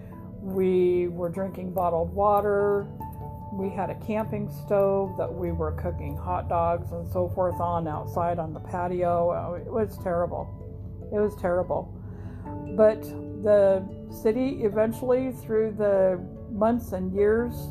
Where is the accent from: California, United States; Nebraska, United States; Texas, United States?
Nebraska, United States; Grand Island; moved away; lived in Grinnell, Nebraska, my home state, my hometown